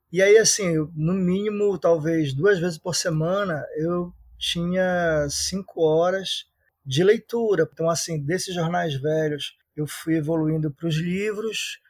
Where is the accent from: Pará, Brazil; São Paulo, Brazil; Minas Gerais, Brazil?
Pará, Brazil; Belém; eu sou da periferia, do bairro da Marambaia, na capital Belém